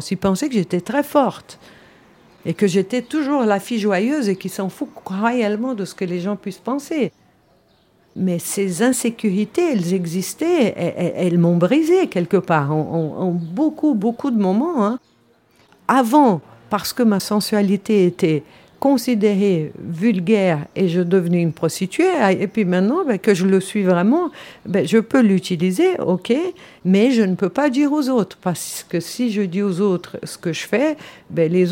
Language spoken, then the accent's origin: French; Switzerland; Je suis suissesse, je, personne ne m'a obligé, je parle six langues